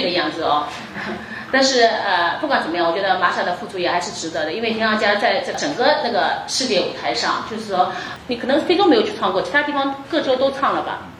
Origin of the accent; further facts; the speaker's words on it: China; 我们中国人